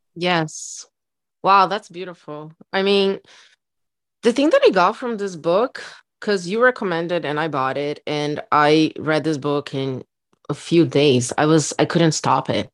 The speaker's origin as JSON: {"language": "English", "country": "Brazil", "second_language": "English", "moved": "yes", "said": "I'm from Brazil"}